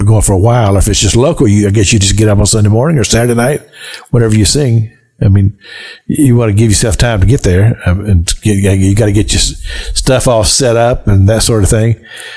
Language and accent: English; Kentucky, United States; I grew up in Kentucky on the Licking River